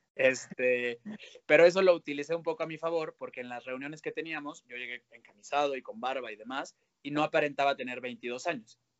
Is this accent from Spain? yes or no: no; León, Guanajuato, Mexico; moved away as an adult; also born or lived in Guadalajara / Mexico City; soy de León, estudié 18 años de mi vida, o bueno, 12 años de mi vida en el Instituto Lux